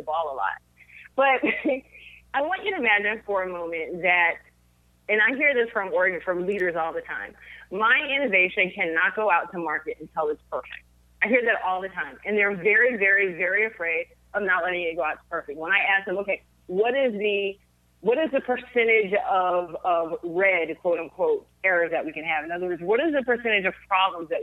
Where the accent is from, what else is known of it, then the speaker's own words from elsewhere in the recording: Fort Lauderdale, Florida, United States; I'm actually one of the very few natives of South Florida